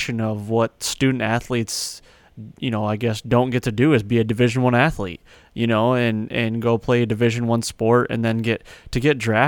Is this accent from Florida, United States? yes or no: no; Mount Pleasant, Michigan, United States; I grew up outside of Mount Pleasant, and I went to a high school called Chippewa Hills High School, actually, so over in Remus.